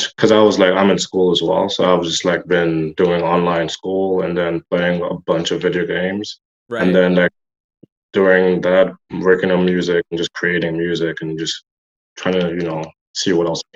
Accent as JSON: {"language": "English", "country": "Nigeria", "tie": "born or raised there", "moved": "as an adult", "said": "I am from Nigeria. I grew up there. I moved down here when I was 18."}